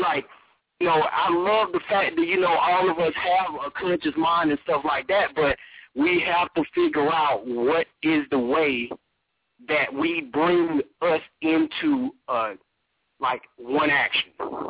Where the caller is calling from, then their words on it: Atlanta, Georgia, United States; Can you hear me? Can you hear me clearly? I'm calling from Atlanta, bro.